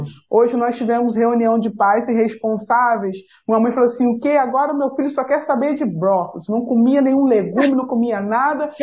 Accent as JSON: {"language": "Portuguese", "town": "Nova Iguaçu", "region": "Rio de Janeiro", "country": "Brazil", "said": "como boa fluminense, de Nova Iguaçu"}